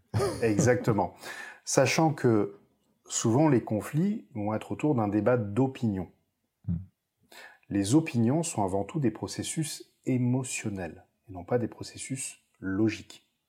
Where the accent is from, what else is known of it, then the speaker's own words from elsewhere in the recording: Lot, Occitania, France; now in Toulouse, France; je vais partir dans dans les terres natales. C'est-à-dire, je vais partir quelques jours dans le Lot